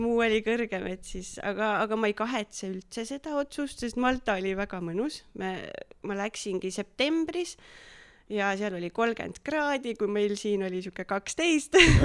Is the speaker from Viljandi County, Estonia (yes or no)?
yes; Viljandi, Viljandi County, Estonia; moved away as an adult; also born or lived in Tallinn; now in Nõo, Estonia; aga pärit olen Viljandist, kasvasin üles Viljandimaal ja käisin seal äh, põhikoolis, keskkoolis